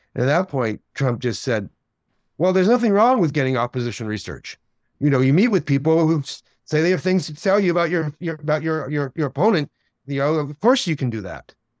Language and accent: English; outside New York City, United States; I grew up outside New York City.